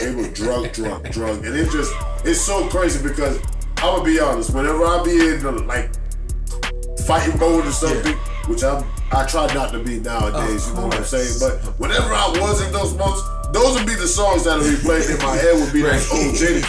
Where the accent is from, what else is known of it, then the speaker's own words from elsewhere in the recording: New York, United States; now in Orlando, United States; Well, so, I mean, I am from New York, but I've been in Orlando long enough.